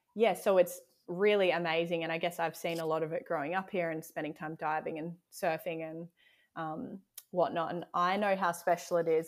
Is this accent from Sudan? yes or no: no; South Australia, Australia; also born or lived in Exmouth, Western Australia; now in Tasmania, Australia; I grew up in South Australia